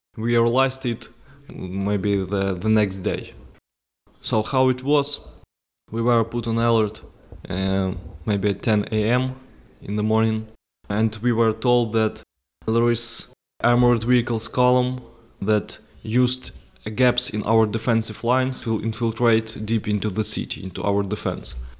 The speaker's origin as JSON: {"language": "English", "country": "Ukraine", "tie": "born or raised there", "said": "I went back, uh, to my hometown, stayed there for several months"}